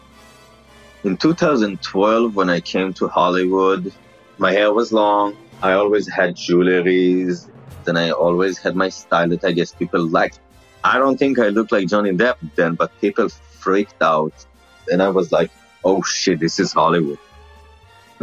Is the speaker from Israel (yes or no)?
yes; Israel; accent: Israeli; first language Hebrew; English is a second language; moved away; My accent is like because of the Israeli language. So I have the accent